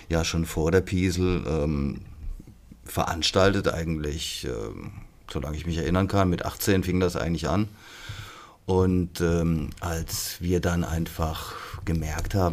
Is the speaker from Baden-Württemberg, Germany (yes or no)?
yes; Freiburg, Baden-Württemberg, Germany; Ähm, gut, das ist meine, meine Heimat im Osten von Freiburg, ja. im Dreisamtal.